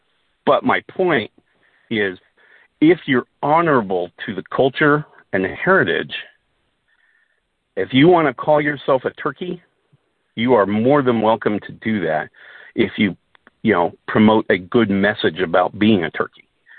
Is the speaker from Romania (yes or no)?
no; Southern Denmark, Denmark; born there; as a Dane, and I was, you know, I was born in Denmark, in southern Denmark, that in of itself is the only way to kind of be a Dane.